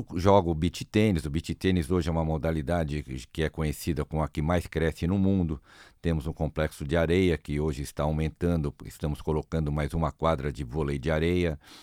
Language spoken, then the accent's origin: Portuguese; Brazil; Eu, como brasileiro